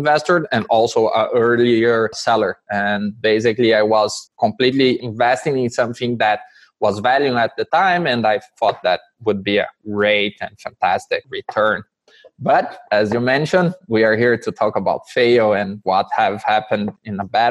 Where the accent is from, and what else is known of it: Brazil; now in Canada